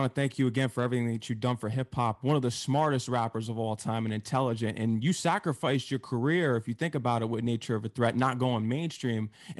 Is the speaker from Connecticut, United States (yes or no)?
yes; Connecticut, United States; I'm from Connecticut, actually, and located in the tri-state area of New York.